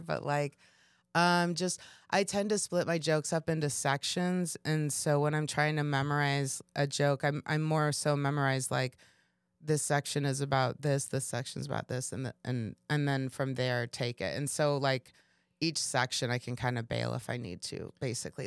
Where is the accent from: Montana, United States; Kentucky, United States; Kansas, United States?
Kansas, United States; moved away as an adult; also born or lived in Chicago; I was coming from Kansas